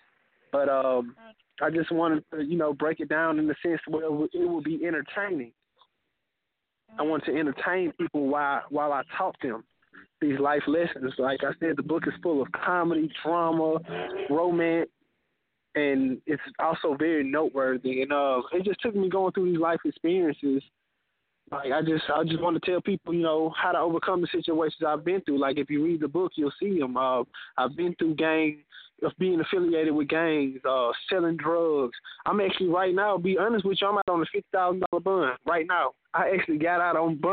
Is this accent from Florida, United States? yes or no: no; Mobile, Alabama, United States; I'm from Mobile, Alabama